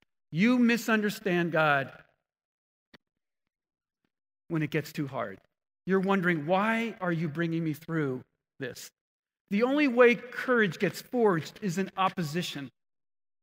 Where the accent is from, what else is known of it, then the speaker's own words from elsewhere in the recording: New Jersey, United States; I grew up in New Jersey